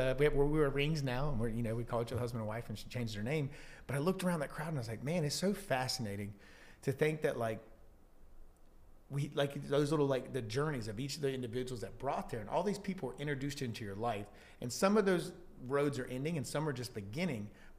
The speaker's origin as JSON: {"language": "English", "region": "North Carolina", "country": "United States", "tie": "born or raised there", "said": "So I grew up between either Apex or Fuquay or around that area pretty much my entire life."}